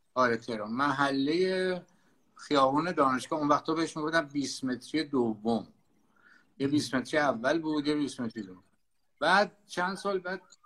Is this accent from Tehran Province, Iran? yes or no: yes; Tehran, Tehran Province, Iran; من بچه تهرانم در واقع یعنی هم تهران به دنیا آمدم تهران بزرگ شدم